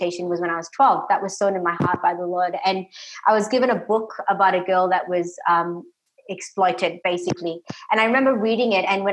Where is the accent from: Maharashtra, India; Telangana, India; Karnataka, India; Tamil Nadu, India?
Tamil Nadu, India; now in Australia; So we actually grew up in Tamil Nadu, South India